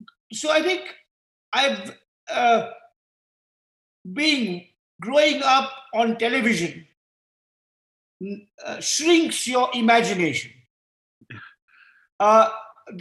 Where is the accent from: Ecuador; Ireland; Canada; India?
India; as an Indian